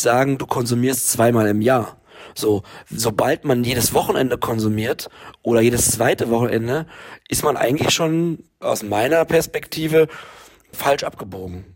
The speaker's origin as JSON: {"language": "German", "region": "Berlin", "country": "Germany", "tie": "born or raised there", "said": "ich bin ja in Berlin aufgewachsen"}